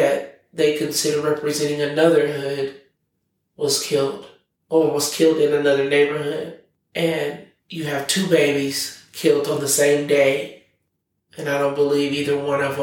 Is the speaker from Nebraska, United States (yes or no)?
yes; Omaha, Nebraska, United States; I was born and raised in North Omaha